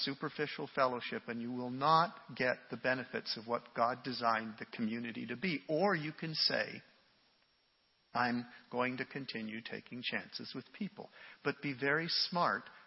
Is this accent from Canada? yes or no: yes; Canada; me as a Canadian